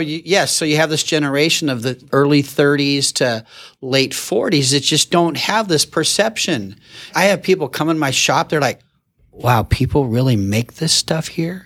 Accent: Fullerton, California, United States; I'm born and raised in Fullerton, been here my whole life

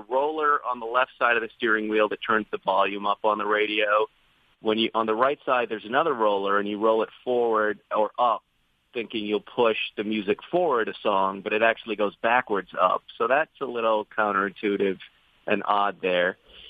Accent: United Kingdom; we're British. We drive on the other side of the road, so everything works in the other way.

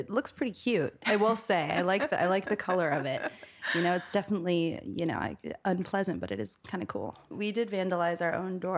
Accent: New York City, New York, United States; that's how you know I'm a New Yorker.

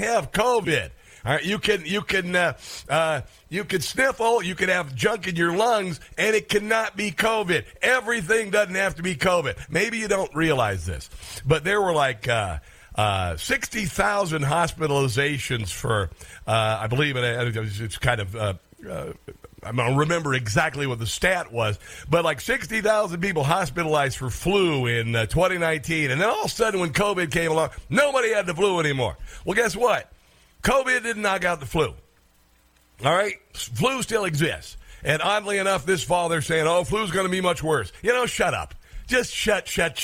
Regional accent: Iowa, United States; I am from Iowa. I grew up fairly poor on a farm.

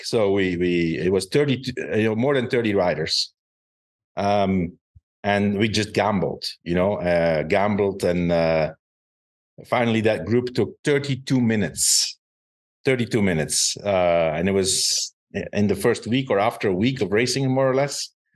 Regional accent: Belgium; it was in my home country

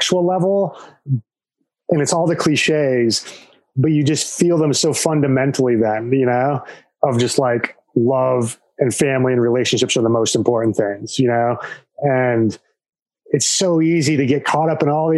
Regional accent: rural Nebraska, United States; moved away as an adult; also born or lived in Colorado; my parents growing up on a farm in rural Nebraska

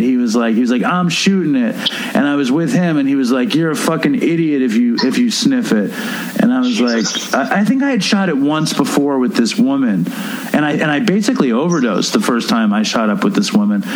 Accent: New York City, New York, United States; moved away as an adult; also born or lived in Los Angeles; I grew up in Manhattan

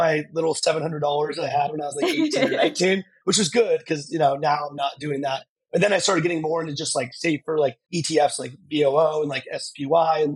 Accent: Tucson, Arizona, United States; moved away; also born or lived in Dallas / Los Angeles; I grew up in Tucson, Arizona

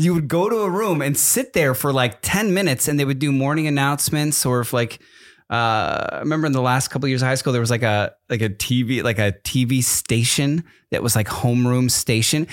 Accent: East Coast, United States; moved away; I grew up on the East Coast and we only had Dunkin' Donuts

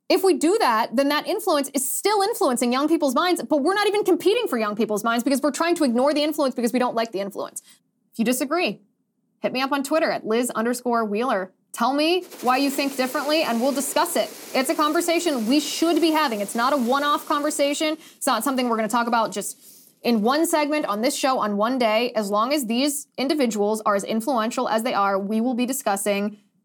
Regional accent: Ohio, United States; where I grew up in Ohio

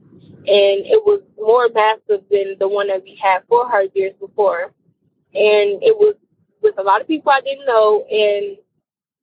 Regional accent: Detroit, Michigan, United States; I'm from Detroit

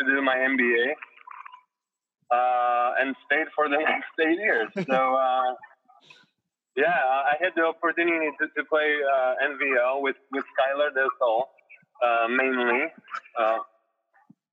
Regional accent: Poland; English is a second language; moved away as an adult; now in Florida, United States; I played in Poland

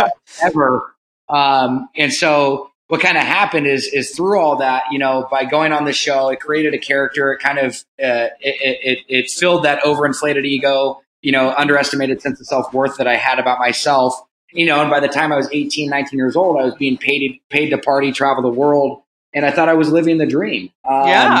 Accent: Laguna Beach, California, United States; grew up in Laguna Beach, California. Born and raised, you know, a Southern California boy

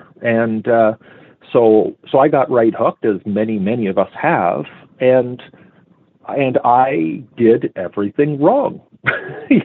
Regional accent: Hamilton, Ontario, Canada; my hometown in Hamilton

